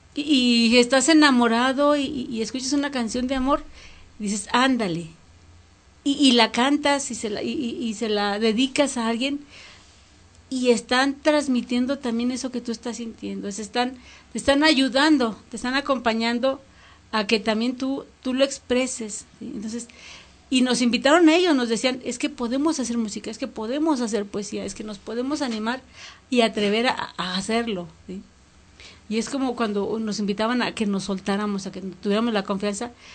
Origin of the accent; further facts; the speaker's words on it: Mexico; como mexicanos